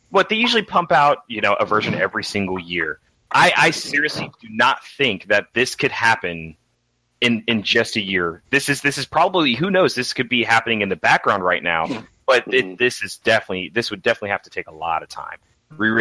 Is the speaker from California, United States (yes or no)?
no; Texas, United States; I'm from Texas